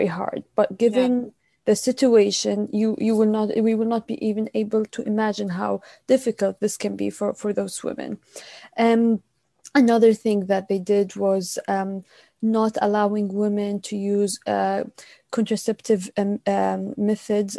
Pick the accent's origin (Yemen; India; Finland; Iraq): Yemen; moved away as an adult; also born or lived in United Kingdom; now in United States; I was born and raised in Yemen, and I left Yemen about 6 years ago